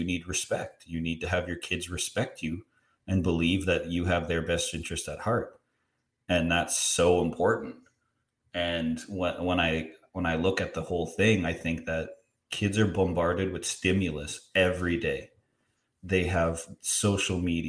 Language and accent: English; Canada; as a Canadian